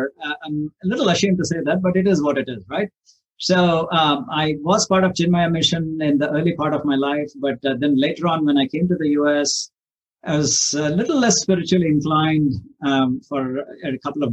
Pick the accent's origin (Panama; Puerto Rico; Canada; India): India; moved away as an adult; now in Oregon, United States; I was born in India and I came here almost 35 years back.